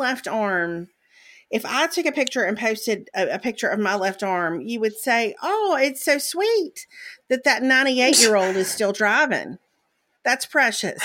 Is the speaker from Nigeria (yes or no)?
no; Mississippi, United States; I grew up in Mississippi